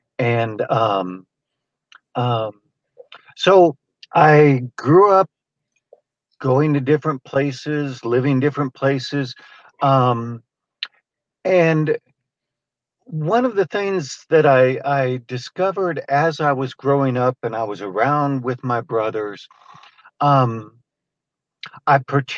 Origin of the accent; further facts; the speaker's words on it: California, United States; born there; I was born in California, and we actually, after that, lived there a couple of more times. But I really don't consider myself a Californian.